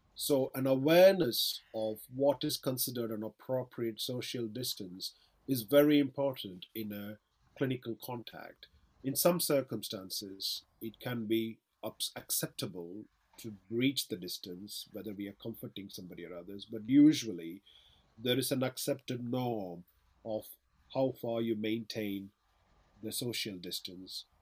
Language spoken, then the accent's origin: English; Chennai, Tamil Nadu, India; now in Manchester, United Kingdom; Chennai, where I'm originally from